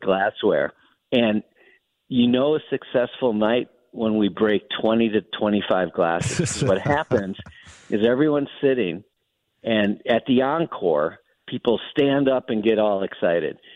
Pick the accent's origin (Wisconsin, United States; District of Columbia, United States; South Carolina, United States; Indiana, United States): Wisconsin, United States; Milwaukee; moved away as an adult; also born or lived in St. Louis, United States / New York, United States; I grew up in Milwaukee